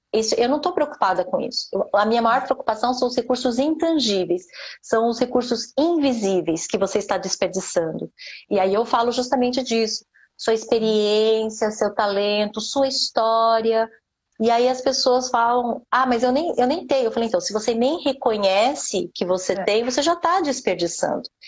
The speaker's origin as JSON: {"language": "Portuguese", "country": "Brazil", "tie": "born or raised there", "also_born_or_lived": "Japan", "moved": "as an adult", "said": "eu nasci no Brasil, eu era pobre"}